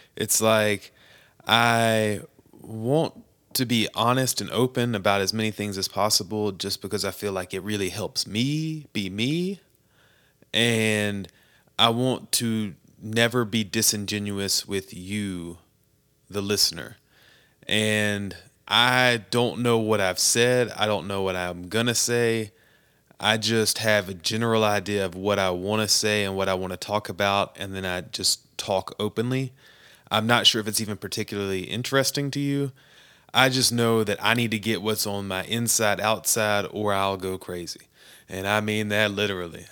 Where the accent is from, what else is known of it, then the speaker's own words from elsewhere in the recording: United States; as an American